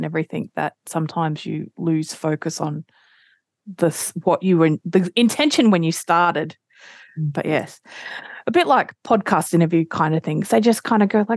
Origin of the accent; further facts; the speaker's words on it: Australia; I'm Australian